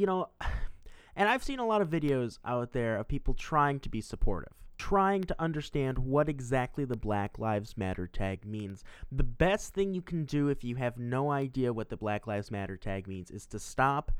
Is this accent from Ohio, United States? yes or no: no; Milwaukee, Wisconsin, United States; I'm from Milwaukee, Wisconsin